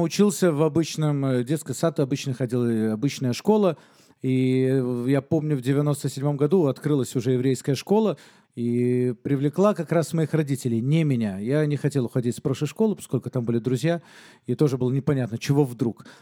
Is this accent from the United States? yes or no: no; Minsk, Belarus; Я родился в Минске, всем немало известном городе на данный момент, в совершенно светской семье, еврейской семье